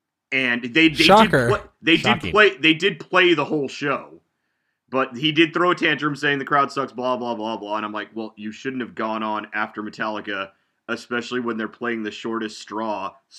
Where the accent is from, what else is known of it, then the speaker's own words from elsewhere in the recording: Southern California, United States; now in Lee's Summit, United States; Well, we're originally from Southern California